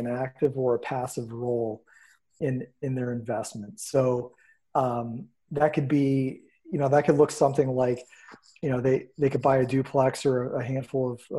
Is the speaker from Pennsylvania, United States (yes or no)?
yes; Erie, Pennsylvania, United States; Born and raised in Erie, PA